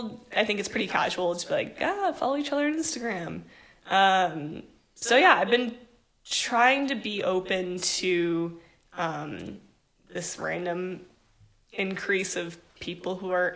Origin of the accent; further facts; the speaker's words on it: Ohio, United States; moved away as an adult; now in Los Angeles, United States; I visited my hometown. I went to college at Ohio State